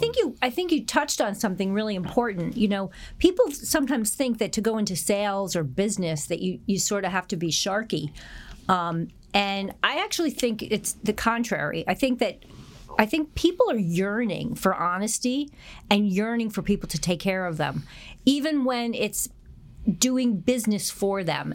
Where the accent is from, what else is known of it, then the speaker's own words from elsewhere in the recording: New Haven, Connecticut, United States; moved away as an adult; also born or lived in Philadelphia, Pennsylvania; now in New York, United States; I grew up outside of New Haven, Connecticut